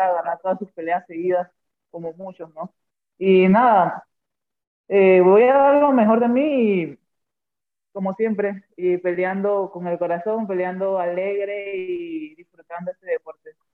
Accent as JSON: {"language": "Spanish", "country": "Panama", "said": "siendo la primera panameña"}